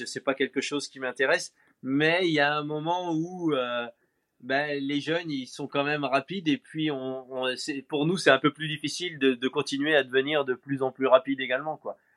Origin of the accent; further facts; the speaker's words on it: France; chez nous en France